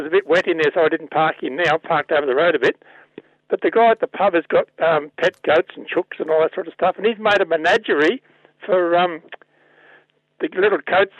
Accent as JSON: {"language": "English", "area": "Yarra Valley", "region": "Victoria", "country": "Australia", "said": "I'm from Victoria, Yarra Valley."}